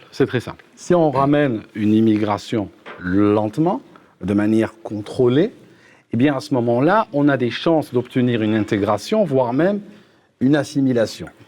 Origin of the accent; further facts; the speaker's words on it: United Kingdom; French is a second language; moi, je viens du Royaume-Uni, je suis assez royaliste.